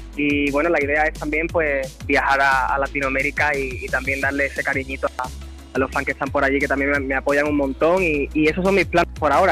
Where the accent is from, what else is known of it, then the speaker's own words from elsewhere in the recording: Andalusia, Spain; Yo siempre orgulloso de, ser andaluz